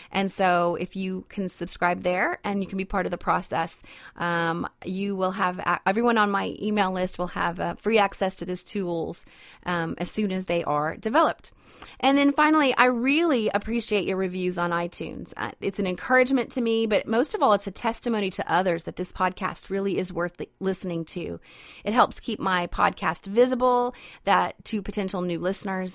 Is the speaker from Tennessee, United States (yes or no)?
no; Idaho, United States; now in Louisiana, United States; I'm originally from Idaho, so I'm a mountain girl myself.